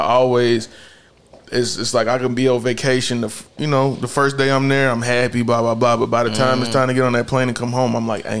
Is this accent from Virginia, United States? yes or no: no; Charlotte, North Carolina, United States; Side from birth to death. You feel me?